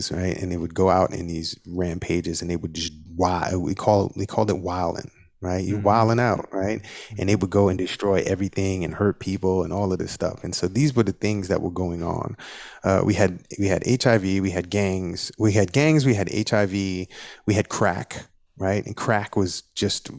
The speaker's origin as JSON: {"language": "English", "town": "New York City", "region": "New York", "country": "United States", "tie": "born or raised there", "said": "in the neighborhood that I grew up in, it's the most culturally diverse place in the world. Over 60 languages are spoken in that neighborhood. It's called Flatbush."}